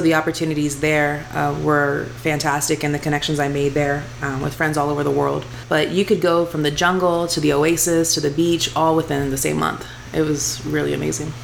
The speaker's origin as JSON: {"language": "English", "town": "Houston", "region": "Texas", "country": "United States", "tie": "born or raised there", "accent": "twang", "moved": "as an adult", "lives_now": "Las Vegas, United States", "said": "I'm from Houston, Texas grew up in the same house all my life"}